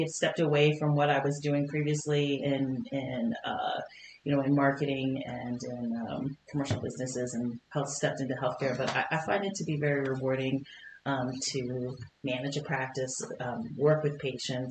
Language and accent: English; Indiana, United States; moved away as an adult; also born or lived in Kentucky / Cincinnati, Ohio / Seattle, Washington; now in Billings, United States; I was born in Kentucky and spent most of my life in Indiana, or most of my youth, actually, in Indiana